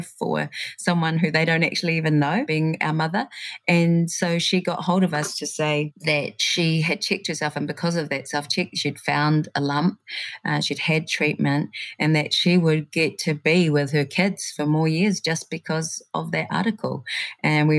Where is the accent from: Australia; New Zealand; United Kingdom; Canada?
New Zealand; Christchurch, Canterbury; moved away; growing up in Christchurch